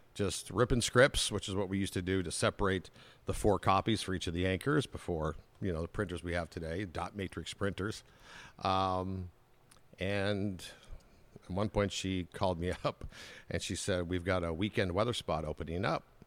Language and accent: English; Anaheim, California, United States; also born or lived in Chicago / Orange County / Minnesota; I was born and raised in Anaheim